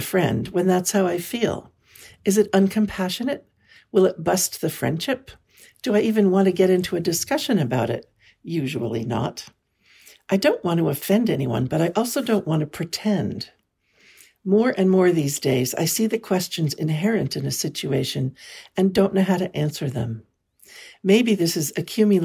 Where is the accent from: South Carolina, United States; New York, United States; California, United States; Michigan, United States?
California, United States; I was born and raised in California